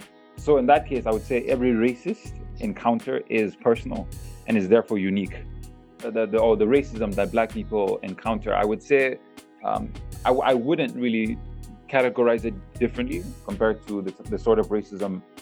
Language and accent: English; Malaysia; I'm someone who spent my whole life, rather, in Malaysia. I grew up in Malaysia, beautiful country, the people are beautiful over here